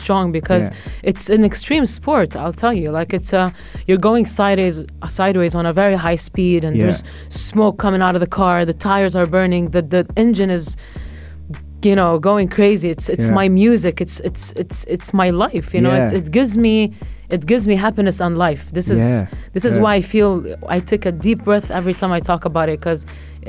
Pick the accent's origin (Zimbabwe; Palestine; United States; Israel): Palestine; Jerusalem; I'm from Jerusalem